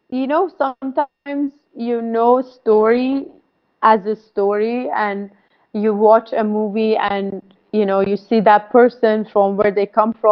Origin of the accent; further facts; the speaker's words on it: Saveh, Markazi, Iran; born there; English is a second language; i wasn't born in tehran uh, i was born in Saveh Saveh is a very small city uh, near like uh, how many hours from Tehran?